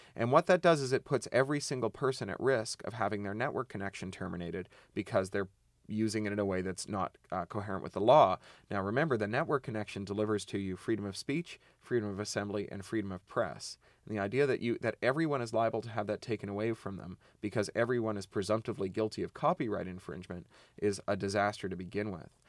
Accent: Ontario, Canada; I come from Ontario where we mine uranium.

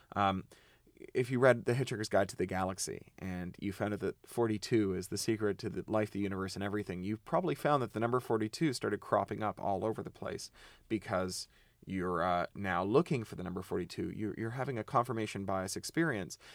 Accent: Ontario, Canada; I come from Ontario where we mine uranium.

